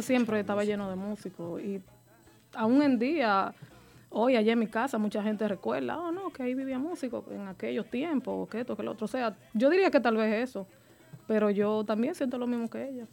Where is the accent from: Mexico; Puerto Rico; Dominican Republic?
Dominican Republic; Mata Bonita, near Nagua, María Trinidad Sánchez; De Matabonita